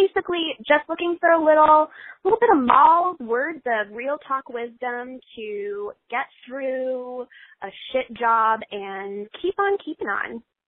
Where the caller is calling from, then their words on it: California, United States; This is …. I'm 26 from Southern California.